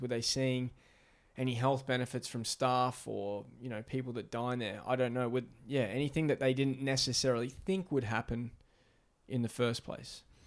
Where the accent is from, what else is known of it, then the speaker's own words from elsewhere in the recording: Australia; moved away; growing up in Australia